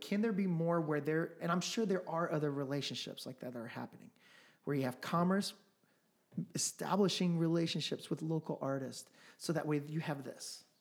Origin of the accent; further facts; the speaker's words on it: Midwest, United States; also born or lived in Los Angeles, California / Colombia (ancestry); now in Phoenix, United States; I'm from the Midwest. I lived in L A for about ten years. Um, my family's from Colombia.